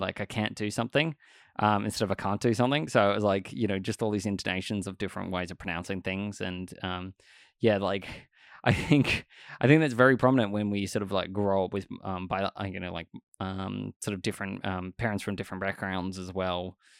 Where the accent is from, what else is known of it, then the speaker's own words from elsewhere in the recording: Australia; I grew up in Australia my entire life